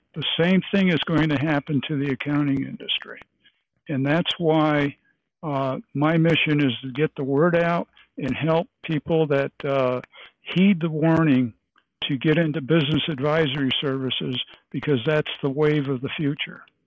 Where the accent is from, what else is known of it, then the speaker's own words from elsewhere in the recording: Lake Placid, New York, United States; I'm from Lake Placid, New York, and uh, we're, we're the Olympic sports capital